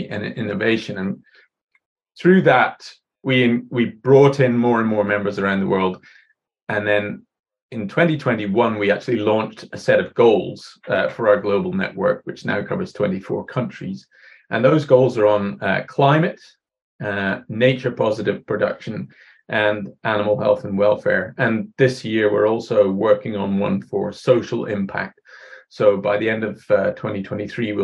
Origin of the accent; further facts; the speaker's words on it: Scotland, United Kingdom; moved away as an adult; also born or lived in Ireland; now in New Zealand; I was born in Ireland, but grew up mostly in Scotland.